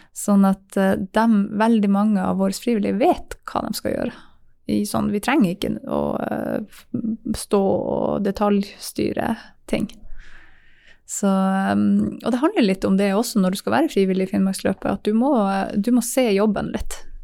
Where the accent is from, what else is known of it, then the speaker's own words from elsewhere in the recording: Tangen, Norway; Jeg vokste opp på Tangen